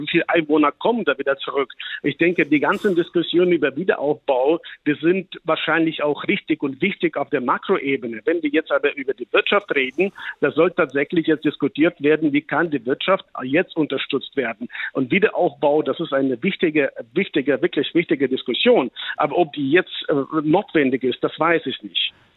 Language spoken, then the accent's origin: German; Chernihiv, Chernihiv Oblast, Ukraine; meine Heimatstadt Tschernigew, was 150 Kilometer im Norden von Kiew liegt